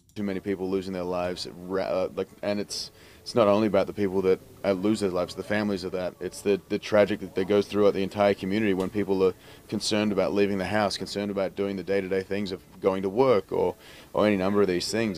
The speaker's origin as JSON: {"language": "English", "country": "Australia", "said": "as an Australian"}